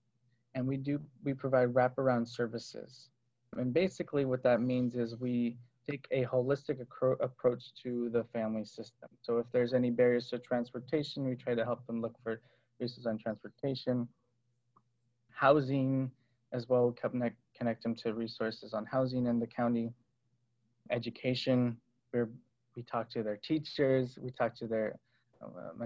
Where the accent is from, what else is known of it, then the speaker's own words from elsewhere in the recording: Berkeley, California, United States; So I grew up in Berkeley, and I came from a musical background.